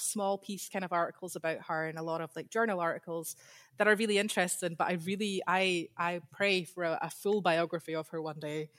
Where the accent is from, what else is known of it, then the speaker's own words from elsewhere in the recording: Scotland, United Kingdom; accent: Scottish; I have a Scottish accent. So I grew up in Scotland.